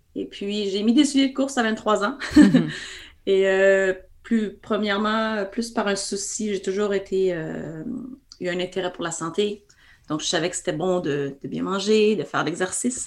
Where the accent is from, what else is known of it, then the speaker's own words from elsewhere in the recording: Quebec, Canada; accent: Québécois; mon accent québécois me, précède, donc euh, je ne peux me cacher derrière. Donc, je suis bien canadienne-française.